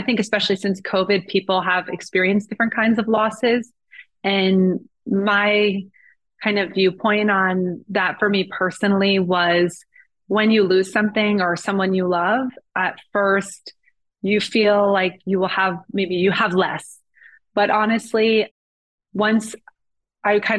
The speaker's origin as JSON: {"language": "English", "region": "New Jersey", "country": "United States", "tie": "born or raised there", "said": "I definitely had an amazing childhood, just from New Jersey"}